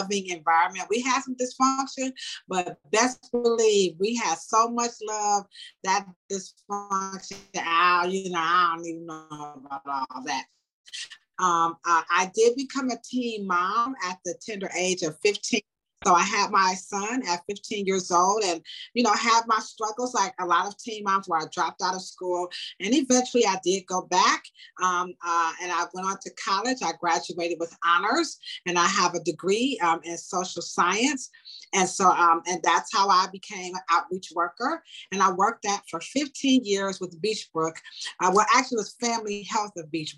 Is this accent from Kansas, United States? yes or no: no; Cleveland, Ohio, United States; also born or lived in Nashville, Tennessee; I was actually born in Nashville, Tennessee. And so I was raised here in Cleveland my entire life